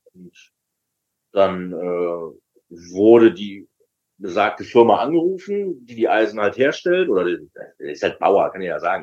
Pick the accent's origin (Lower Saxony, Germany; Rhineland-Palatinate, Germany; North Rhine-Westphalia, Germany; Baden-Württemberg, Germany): North Rhine-Westphalia, Germany; Düsseldorf; ich bin tatsächlich an der Bremenstraße eigentlich groß geworden